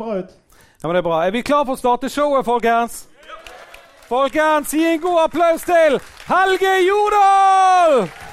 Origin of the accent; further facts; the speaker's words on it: Bergen, Vestland, Norway; Jeg er jo fra Fyllingsdalen sjøl